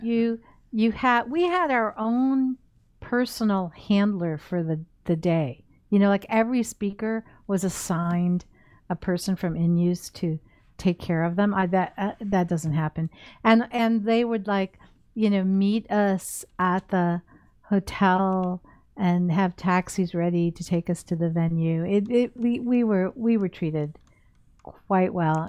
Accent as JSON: {"language": "English", "country": "United States", "said": "as an American"}